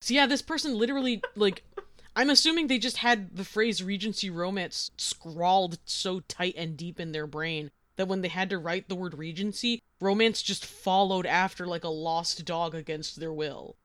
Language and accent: English; Boston, Massachusetts, United States; accent: Boston; Most people only have a Boston accent when we're angry